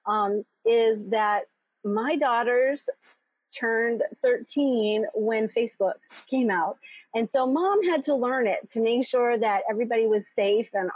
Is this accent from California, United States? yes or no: no; outside of Philadelphia, Pennsylvania, United States; moved away as an adult; also born or lived in Boston / South America / Chicago; now in Metro Detroit, United States; I grew up outside of Philadelphia and went to school in Boston